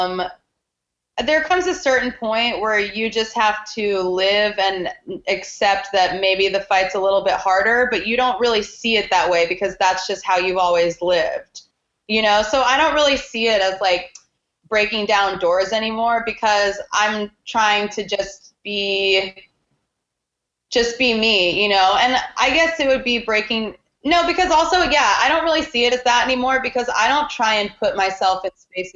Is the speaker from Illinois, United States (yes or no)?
no; Tulsa, Oklahoma, United States; also born or lived in Portland; now in New York, United States; I went to Tulsa, Oklahoma, which is my hometown